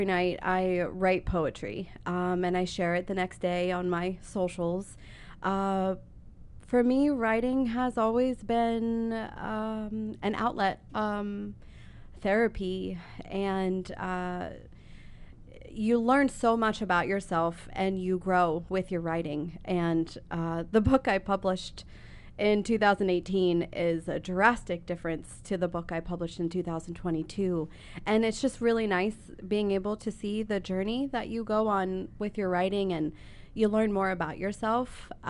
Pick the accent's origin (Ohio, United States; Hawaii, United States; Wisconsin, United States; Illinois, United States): Ohio, United States; Columbus; also born or lived in South Dakota; since my mom and I moved here from South Dakota. And I'm not from South Dakota. I was born and raised in Columbus, but I've lived everywhere.